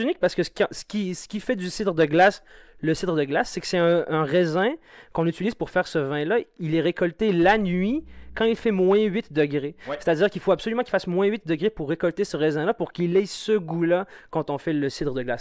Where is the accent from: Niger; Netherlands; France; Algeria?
Algeria; now in Quebec, Canada; mes racines sont en Algérie et mes feuilles sont ici